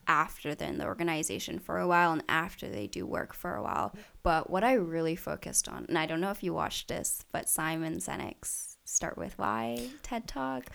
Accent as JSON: {"language": "English", "town": "Richmond", "region": "British Columbia", "country": "Canada", "tie": "born or raised there", "said": "I've grown up here in Richmond my entire life"}